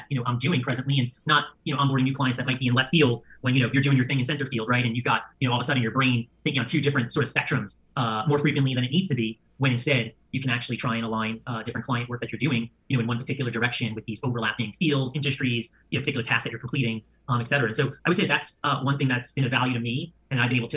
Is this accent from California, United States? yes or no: no; New York, United States; as a New Yorker, I'm a very hard worker